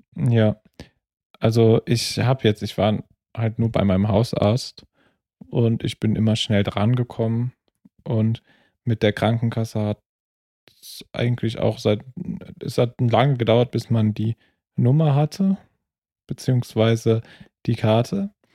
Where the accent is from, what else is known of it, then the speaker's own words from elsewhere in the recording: Trier, Rhineland-Palatinate, Germany; first language German; now in Vienna, Austria; meiner Heimatstadt Trier